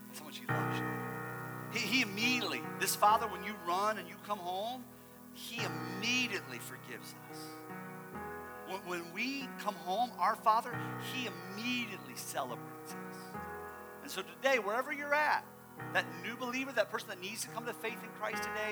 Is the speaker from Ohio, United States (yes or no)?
yes; Ohio, United States; moved away; I am from Ohio